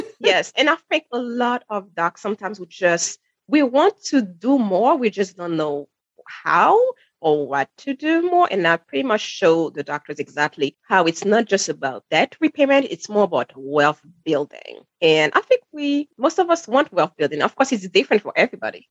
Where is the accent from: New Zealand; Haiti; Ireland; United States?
Haiti; moved away; I'm sure you can hear the accent. I'm originally from Haiti, where credit cards are not a thing or were not a thing when I was growing up